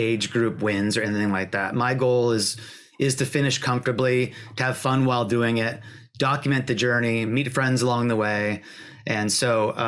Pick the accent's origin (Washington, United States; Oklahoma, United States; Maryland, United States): Washington, United States; I grew up in Washington State.